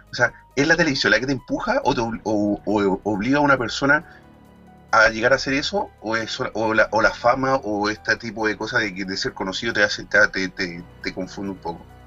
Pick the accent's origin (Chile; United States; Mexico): Chile; now in Spain; como chileno y que tenemos este programa en España